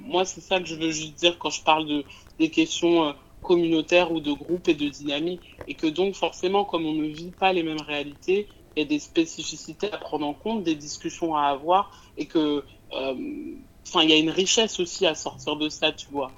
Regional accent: France; moi j'habite en France et j'ai grandi en France

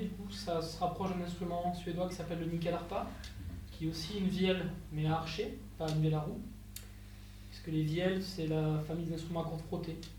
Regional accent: Capbreton, Nouvelle-Aquitaine, France; moi, je viens des Landes, je suis originaire de Cabreton

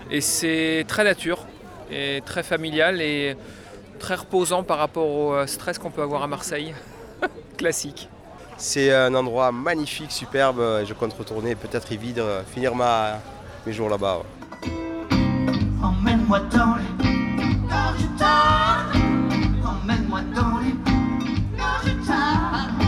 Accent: United States; French is a second language; Oui, j'ai un accent parce que je suis américain.

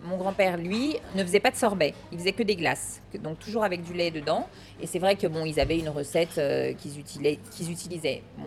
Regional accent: Lyon, Auvergne-Rhône-Alpes, France; Je suis de la Croix-Rousse

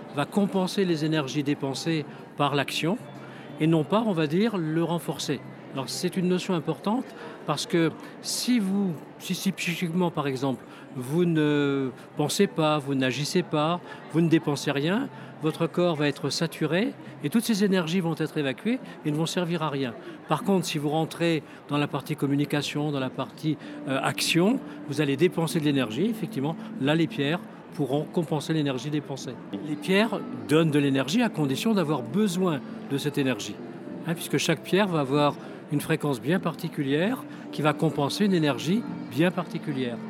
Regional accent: France; je viens de France.

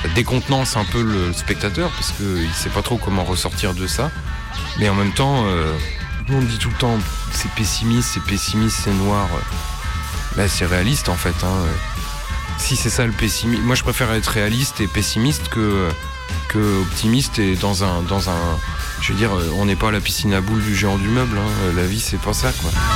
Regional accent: Nancy, Grand Est, France; j'ai grandi à Nancy

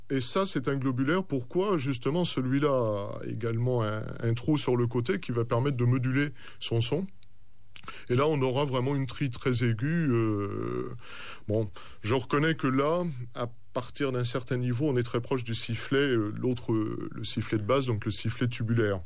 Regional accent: Orléans, Centre-Val de Loire, France; dans ma région, je suis d'Orléans

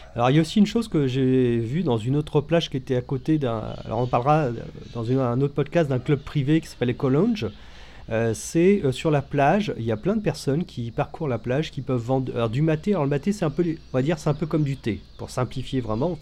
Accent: France; en tant que Français

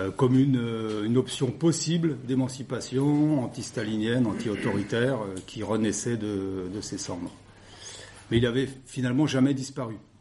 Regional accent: Le Creusot, Bourgogne-Franche-Comté, France; Je suis originaire du Creusot

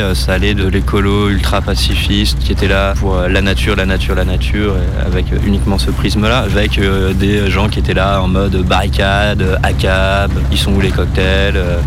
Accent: Romans-sur-Isère, Auvergne-Rhône-Alpes, France; also born or lived in Notre-Dame-des-Landes; now in Roybon, France; Je suis originaire de Romans, euh, juste à côté d'ici.

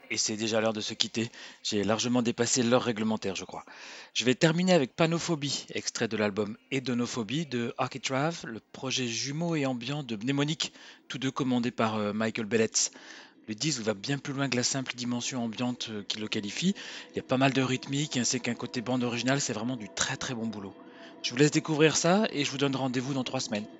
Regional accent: France; on revient chez nous en France

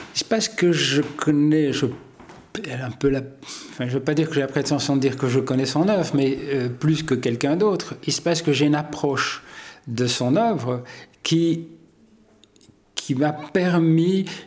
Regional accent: Hainaut, Wallonia, Belgium; Je suis né dans le Hainaut par le plus grand des hasards

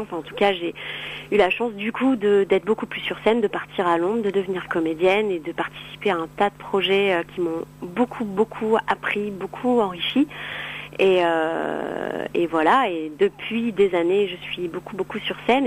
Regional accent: Cannes, Provence-Alpes-Côte d'Azur, France; je suis originaire de Cannes

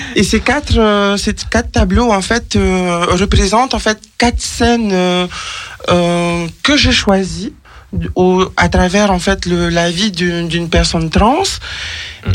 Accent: French Polynesia; now in France; je viens de Tahiti, les saisons je les connaissais pas.

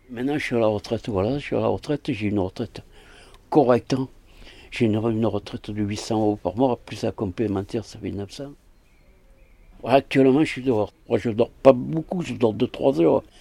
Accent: Aix-en-Provence, Provence-Alpes-Côte d'Azur, France; born there; je suis né le 5-5-47 à Aix-en-Provence.

